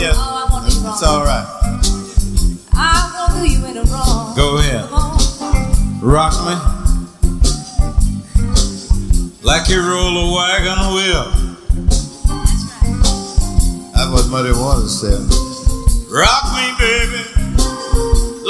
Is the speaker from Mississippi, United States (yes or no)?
yes; Mississippi, United States; I'm from Mississippi